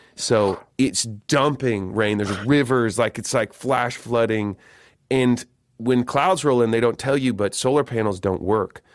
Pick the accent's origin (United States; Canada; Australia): United States; Eugene, Oregon; I'm from Eugene, Eugene, Oregon